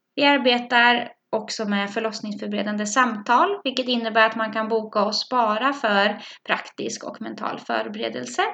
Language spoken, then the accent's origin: Swedish; Norrköping, Östergötland, Sweden; accent: Östgötsk; also born or lived in Bromma; now in Stockholm, Sweden; Jag kommer från Norrköping, så om det är en pipig östgötsk röst ni hör, då är det jag som pratar